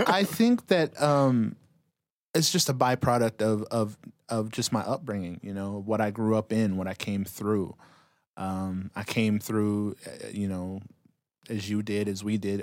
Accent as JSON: {"language": "English", "region": "Utah", "country": "United States", "tie": "born or raised there", "said": "growing up in Utah"}